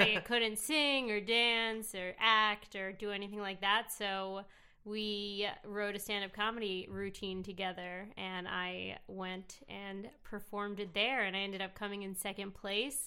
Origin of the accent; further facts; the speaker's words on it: New York City, New York, United States; I actually grew up in New York City